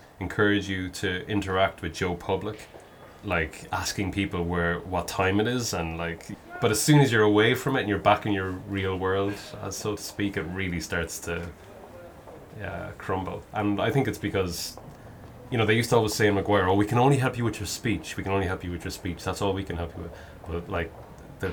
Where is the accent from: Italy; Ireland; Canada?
Ireland; Kilkenny, Leinster; I'm from Kilkenny, which I am